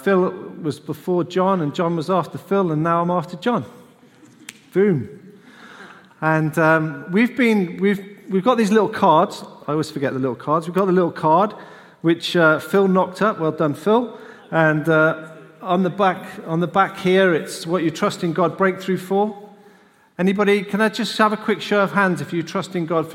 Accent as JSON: {"language": "English", "country": "United Kingdom", "said": "We just forget we're British"}